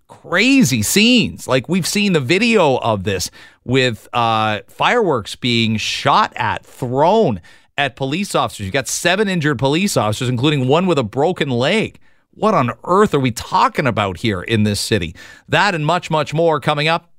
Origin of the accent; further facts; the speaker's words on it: London, Ontario, Canada; I was a massive Michigan fan growing up in London, Ontario